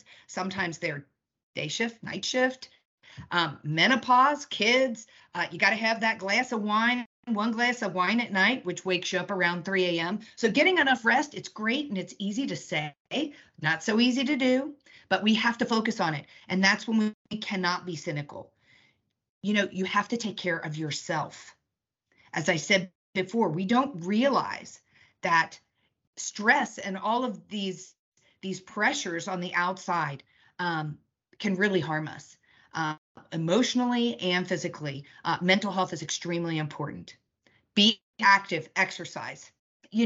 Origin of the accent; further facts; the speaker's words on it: United Kingdom; I'm British